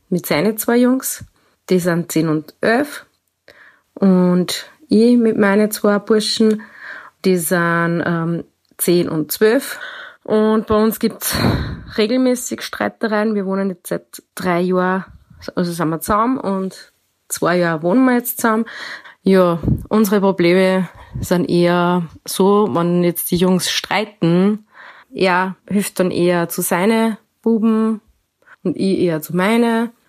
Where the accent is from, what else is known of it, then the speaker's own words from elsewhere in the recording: Austria; Ich komme aus Österreich